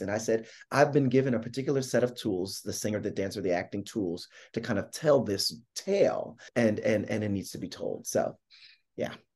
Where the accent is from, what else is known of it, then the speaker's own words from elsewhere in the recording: Philadelphia, Pennsylvania, United States; I'm from Philadelphia, I grew up in South Philly